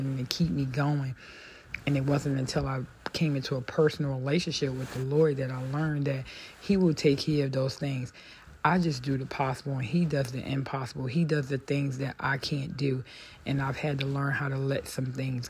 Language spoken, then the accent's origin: English; United States; I'm African American